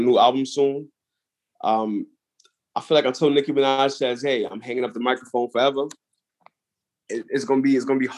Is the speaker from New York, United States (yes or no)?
yes; New York City, New York, United States; I'm from Brooklyn.